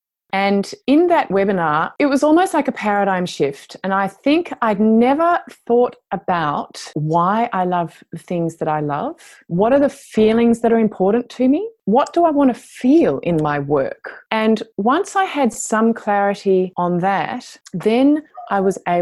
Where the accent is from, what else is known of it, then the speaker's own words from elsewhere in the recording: Australia; moved away as an adult; a return to my home country